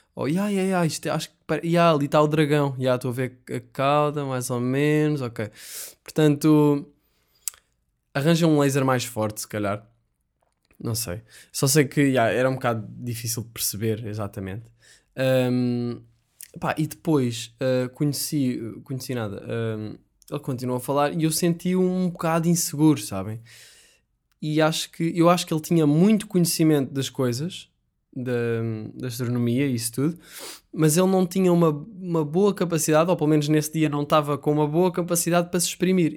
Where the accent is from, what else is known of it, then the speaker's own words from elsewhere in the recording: Sintra, Lisbon, Portugal; Sintra, eu adoro Sintra, que é de onde eu sou